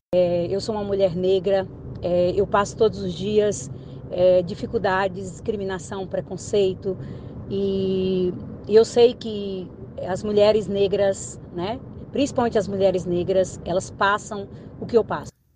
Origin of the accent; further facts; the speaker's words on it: Indianópolis, Tocantins, Brazil; eu nasci em Indianópolis, Tocantins, na época era Goiás